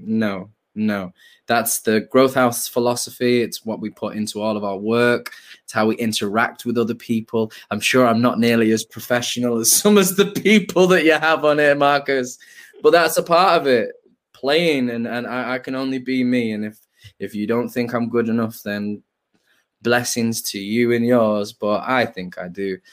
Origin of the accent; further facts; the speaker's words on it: Manchester, North West England, United Kingdom; I'm from, I'm from Hume Moss side